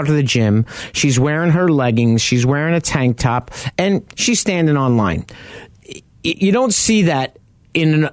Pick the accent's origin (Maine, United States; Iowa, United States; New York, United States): New York, United States; now in Phoenix, United States; I grew up in New York